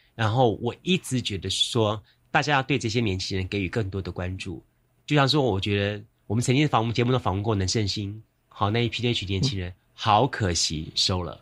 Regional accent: Yancheng District, Kaohsiung, Taiwan; 我小时候住在盐城区

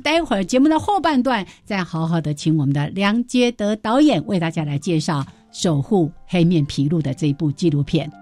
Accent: Taiwan; 记录我们台湾人

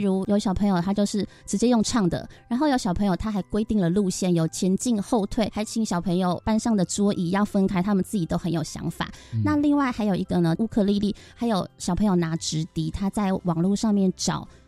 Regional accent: Keelung, Taiwan; 我从小就是在庙口旁边，我们的乐器行是第一间乐器行

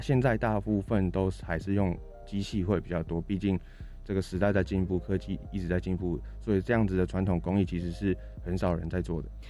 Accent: Changhua, Changhua County, Taiwan; also born or lived in Taichung / Taipei; 加上我自己是台中人，对，我嗯。在彰化长大，台中读书

